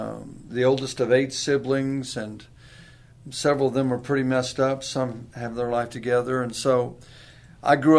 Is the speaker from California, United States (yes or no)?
no; Corpus Christi, Texas, United States; also born or lived in Virginia / San Antonio, Texas; I was born in Virginia. I just tell people I got to Texas as quick as I could. And I got to Corpus Christi